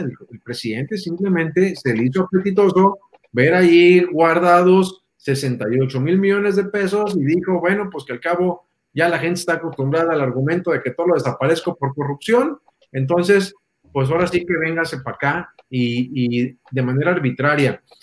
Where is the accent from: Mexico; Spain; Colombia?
Mexico